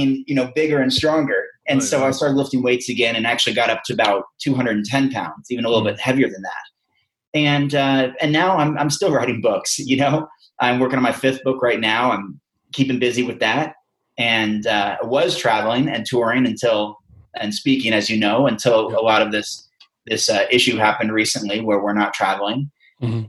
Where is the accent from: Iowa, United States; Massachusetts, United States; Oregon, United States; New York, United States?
Oregon, United States; Western; a farm kid growing up in Western Oregon